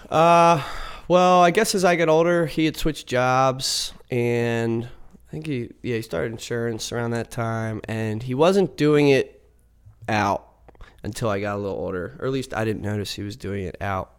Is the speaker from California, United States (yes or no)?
no; Mechanicsburg, Pennsylvania, United States; also born or lived in Savannah / Philadelphia; grew up in central Pennsylvania.